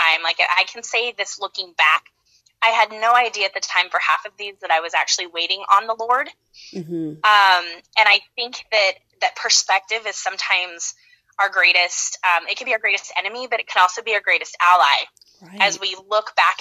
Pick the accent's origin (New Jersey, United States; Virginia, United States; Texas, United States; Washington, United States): Washington, United States; Ephrata; moved away as an adult; also born or lived in Idaho / Gilbert, Arizona; I grew up in Washington State in a very, very tiny town called Ephrata